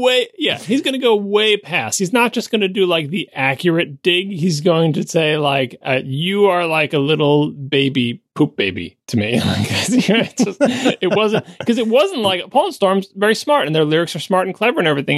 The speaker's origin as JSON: {"language": "English", "area": "Long Island", "region": "New York", "country": "United States", "tie": "born or raised there", "moved": "yes", "said": "I grew up on Long Island. I love Long Island"}